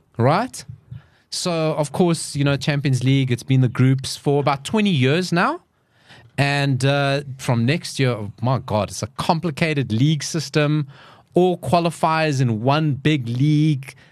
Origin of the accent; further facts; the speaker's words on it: South Africa; we're all South Africans.